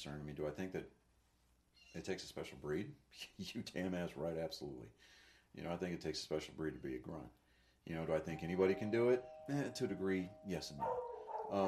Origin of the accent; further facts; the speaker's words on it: Texas, United States; moved away; I'm a white kid coming from Texas.